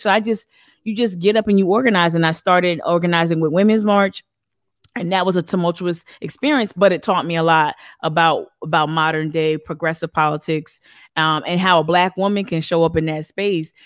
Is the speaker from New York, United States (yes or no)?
no; northern New Jersey, United States; accent: Northeast; now in Charleston, United States; my brother and I were born and raised in, in, uh, northern New Jersey